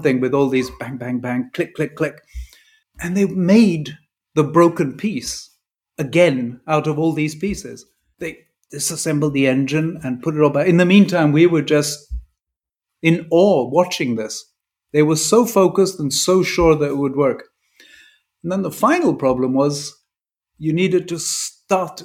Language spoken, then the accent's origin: English; England, United Kingdom; first language English; also born or lived in Dolceacqua, Italy; I'm English, and we have this thing about boarding school in England